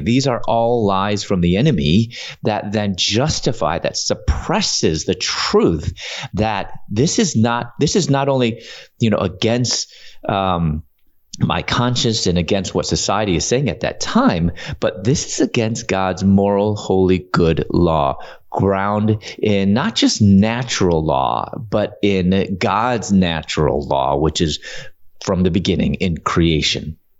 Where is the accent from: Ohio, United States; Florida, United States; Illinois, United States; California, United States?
Illinois, United States; Chicago; moved away as an adult; also born or lived in Louisville, Kentucky / Atlanta